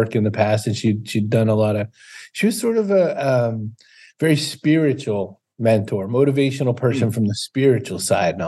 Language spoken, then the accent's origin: English; Maine, United States; I'm from Maine